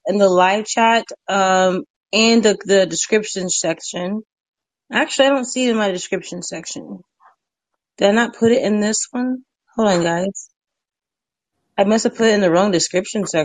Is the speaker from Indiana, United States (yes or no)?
yes; Indiana, United States; moved away as an adult; now in Texas, United States; I was born and raised in Indiana